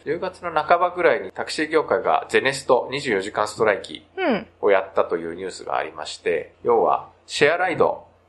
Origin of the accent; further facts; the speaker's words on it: Japan; also born or lived in South Korea; 日本生まれ、韓国在住経験あり、仕事でたまに聞きしている日本人の